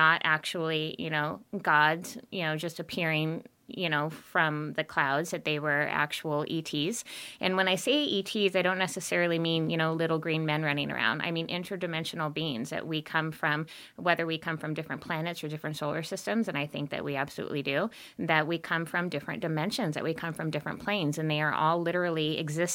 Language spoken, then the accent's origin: English; Montana, United States; I'm from Montana.